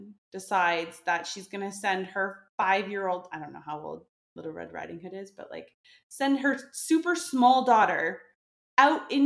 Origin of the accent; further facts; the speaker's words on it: Canada; moved away as an adult; now in France; I'm from Canada, but I moved to France, like, I think 7 or 8 years ago